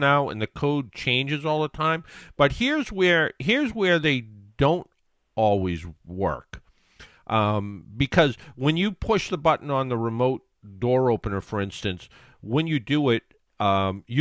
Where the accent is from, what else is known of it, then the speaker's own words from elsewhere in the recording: South Shore, Massachusetts, United States; where I grew up on the South Shore